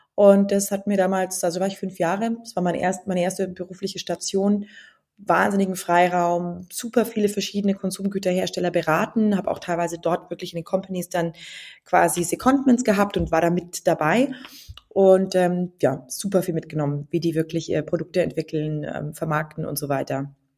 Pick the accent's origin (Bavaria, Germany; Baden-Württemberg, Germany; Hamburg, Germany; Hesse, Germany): Bavaria, Germany; near Nuremberg-Ansbach, Franconia; moved away as an adult; also born or lived in Passau / England; ich komme aus der Nähe von Nürnberg-Ansbach und bin da quasi sehr ländlich aufgewachsen